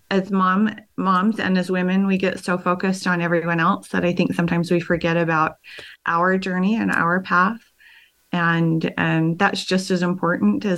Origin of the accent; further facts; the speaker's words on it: Ogden, Utah, United States; I was born and raised in Ogden. I grew up in Ogden Canyon